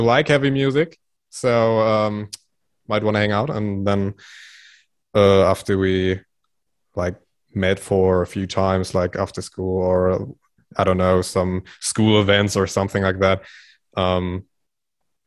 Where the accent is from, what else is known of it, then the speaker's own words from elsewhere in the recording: around Münster, Dortmund and Bielefeld, North Rhine-Westphalia, Germany; around the area of Münster, Dortmund, and Bielefeld